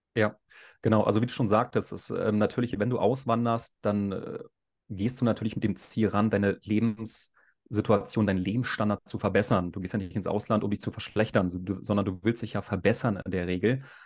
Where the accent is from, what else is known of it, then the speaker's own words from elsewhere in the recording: Berlin, Germany; moved away as an adult; now in Gran Canaria, Spain; ich bin 34 Jahre alt, ich komme aus Berlin